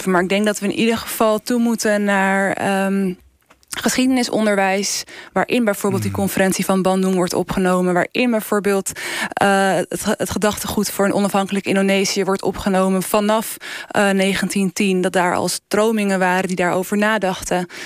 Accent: Netherlands; En wij als Nederlanders hadden daar eh, iets goeds te brengen.

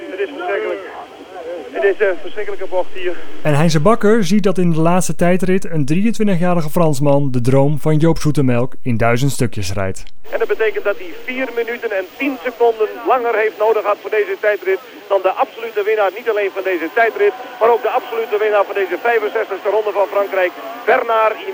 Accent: North Holland, Netherlands; Ik was toen een jaar of 10, 12 en toen heb ik ontmoet daar thuis bij ons in het Noord-Holland, in het Noord-Hollandse Dreven, een zekere Jack van Dam.

